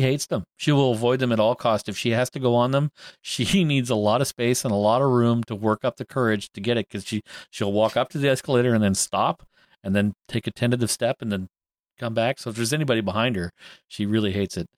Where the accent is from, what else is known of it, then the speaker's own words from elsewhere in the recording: Canada; I'm Canadian and we say Z instead